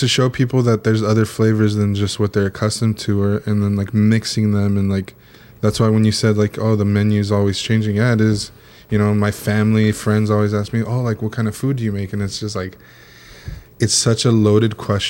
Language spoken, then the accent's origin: English; Orange County, California, United States; I grew up in Orange County.